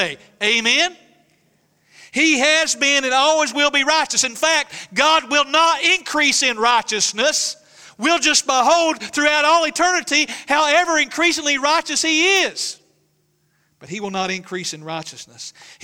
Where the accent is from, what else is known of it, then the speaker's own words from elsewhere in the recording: East Tennessee, United States; I'm proud to be a hillbilly from East Tennessee